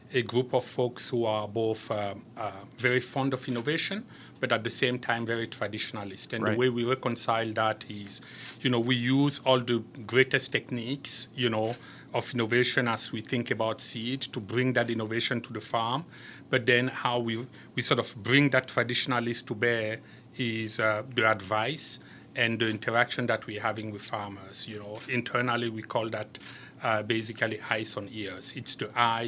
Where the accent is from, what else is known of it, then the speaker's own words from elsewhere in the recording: Cameroon; also born or lived in France; now in United States; I am originally from Cameroon, although today I'm a proud French-American citizen.